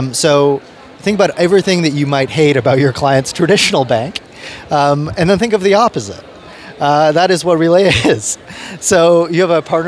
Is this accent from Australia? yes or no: no; Canada; also born or lived in United Kingdom; I was originally born in the UK, and I moved to Canada when I was like 4 years old